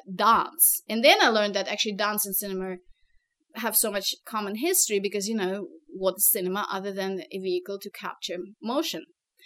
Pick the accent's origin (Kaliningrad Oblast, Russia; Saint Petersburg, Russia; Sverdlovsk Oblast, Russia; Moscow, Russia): Moscow, Russia; English is a second language; moved away as an adult; now in United States; when I came from Moscow to the US, my first background was in linguistics and languages and information science. So I spoke French, Russian, and English.